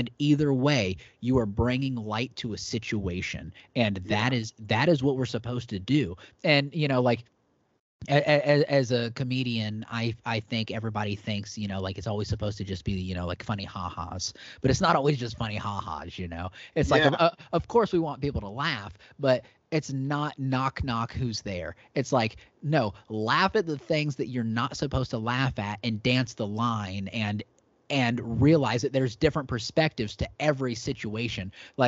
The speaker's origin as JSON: {"language": "English", "town": "Terre Haute", "region": "Indiana", "country": "United States", "said": "I was about 3 hours south of Chicago in Terre Haute, Indiana."}